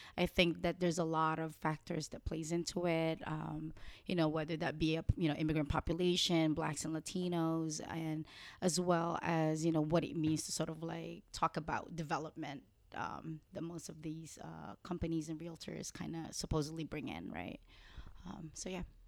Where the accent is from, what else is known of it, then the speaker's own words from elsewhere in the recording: New York City, New York, United States; I grew up in New York City in general